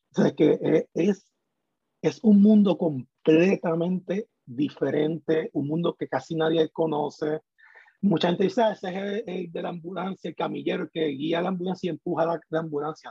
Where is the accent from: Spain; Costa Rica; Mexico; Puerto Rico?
Puerto Rico; moved away as an adult; yo me fui de Puerto Rico